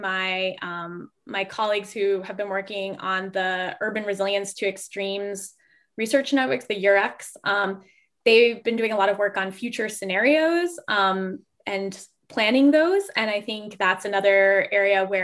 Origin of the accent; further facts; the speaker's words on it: Fort Lauderdale, Florida, United States; I grew up in South Florida, right. In Southeast Florida, Fort Lauderdale, Florida.